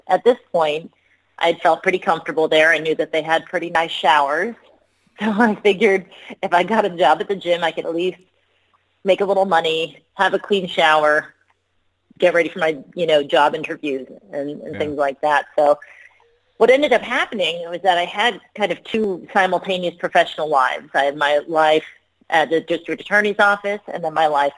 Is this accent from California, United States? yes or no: yes; Long Beach, California, United States; I was born and raised in Long Beach, California